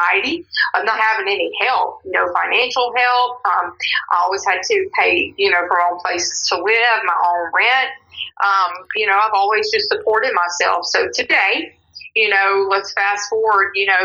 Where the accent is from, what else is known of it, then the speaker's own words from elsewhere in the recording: Louisiana, United States; now in Forney, United States; I was born in Louisiana, but now I'm a Texas resident. I've been in Texas for 15 years now